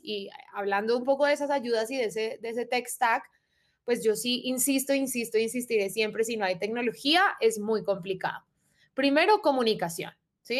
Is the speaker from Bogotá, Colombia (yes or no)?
yes; Bogotá, Colombia; soy rola bogotanísima, eh, familia paisa, de resto también familia rola